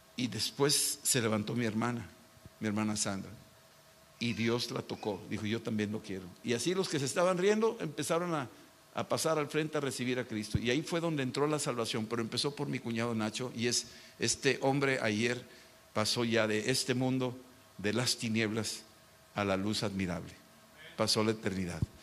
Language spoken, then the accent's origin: Spanish; Mexico; Yo soy mexicano